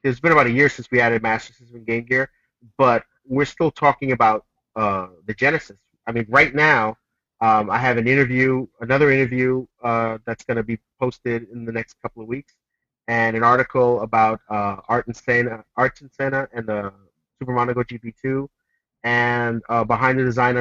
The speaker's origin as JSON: {"language": "English", "country": "United States", "tie": "born or raised there", "said": "I grew up in the U.S. I'm an American."}